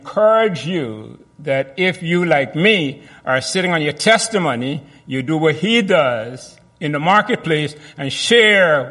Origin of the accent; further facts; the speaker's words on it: Guyana; I was born in Guyana